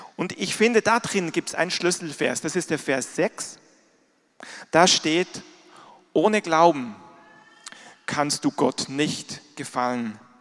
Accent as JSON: {"language": "German", "country": "Switzerland", "tie": "born or raised there", "moved": "yes", "said": "ich bin in der Schweiz groß geworden, da gibt es auch Berge. Ich bin aber nicht in den Bergen groß geworden, ich bin im Flachland groß geworden"}